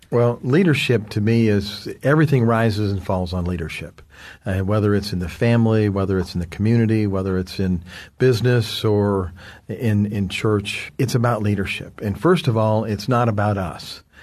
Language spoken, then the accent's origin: English; United States; from the United States. I'm here in South Africa